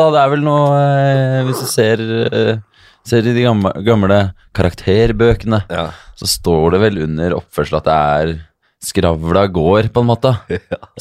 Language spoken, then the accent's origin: Norwegian; Hemsedal, Buskerud, Norway; Hemsedal. Hemsedal. Hemsedalgutt. Hemsedalsgutt.